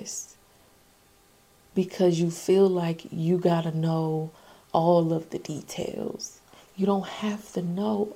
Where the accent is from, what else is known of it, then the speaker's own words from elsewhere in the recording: Augusta, Georgia, United States; The Masters is a really big golf tournament held in my hometown, AUG